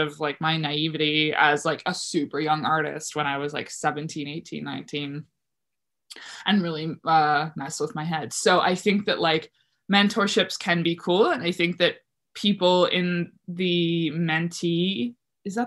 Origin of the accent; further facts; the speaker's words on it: Hebron, Prince Edward Island, Canada; moved away; also born or lived in O'Leary / Charlottetown; I grew up in a place called Hebron, which was like 20 minutes outside of O'Leary.